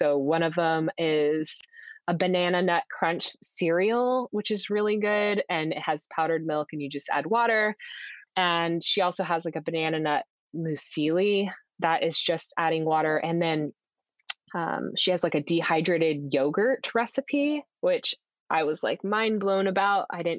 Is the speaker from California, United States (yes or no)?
no; Houston, Texas, United States; But I grew up in Houston and I went to school for college in Austin, but never really got that strong accent.